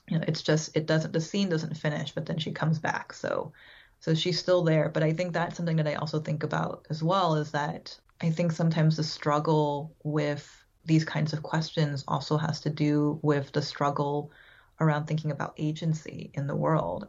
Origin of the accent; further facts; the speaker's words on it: San Francisco, California, United States; I was born in San Francisco, um, so I lived all around the Bay Area, California, for most of my childhood